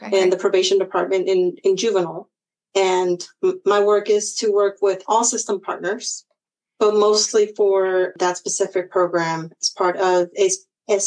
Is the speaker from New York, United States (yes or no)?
no; Sunnyvale, California, United States; also born or lived in Mountain View, California; now in Hollister, United States; We grew up in Orchard, so Sunnyvale area